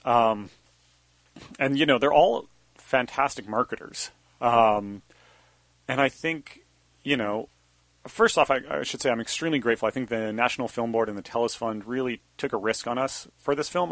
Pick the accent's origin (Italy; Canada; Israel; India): Canada; Banff, Alberta; moved away as an adult; Sebastian and I grew up together in Banff, Alberta